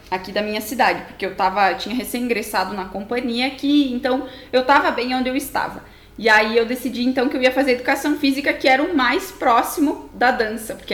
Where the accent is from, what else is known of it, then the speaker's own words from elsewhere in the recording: União da Vitória, Paraná, Brazil; tenho 25 anos e eu sou de uma cidade do interior do Paraná, União da Vitória.